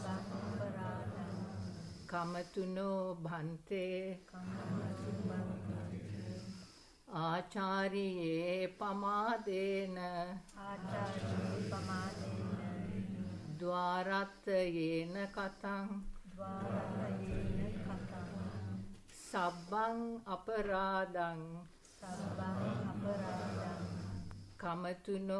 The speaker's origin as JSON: {"language": "English", "country": "Sri Lanka", "tie": "born or raised there", "moved": "yes", "lives_now": "United Kingdom", "said": "I was born in Sri Lanka. I've been around many, many years."}